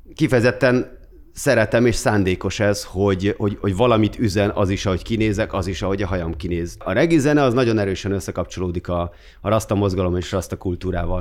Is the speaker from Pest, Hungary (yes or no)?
yes; Gödöllő, Pest, Hungary; moved away as an adult; now in Budapest, Hungary; Gödöllőn nőttem fel